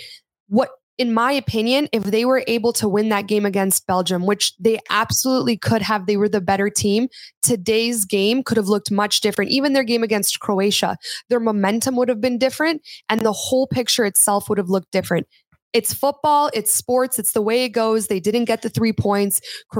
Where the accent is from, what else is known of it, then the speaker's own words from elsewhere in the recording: Canada; I am very proud to be Canadian